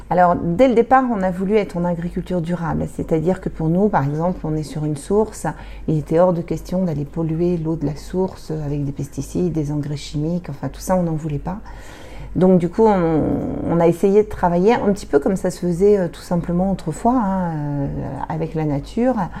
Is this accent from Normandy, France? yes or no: yes; Normandy, France; moved away as an adult; also born or lived in Paris region; moi, je suis normande. On a quitté, j'ai quitté la Normandie pour, euh, accepter de venir en montagne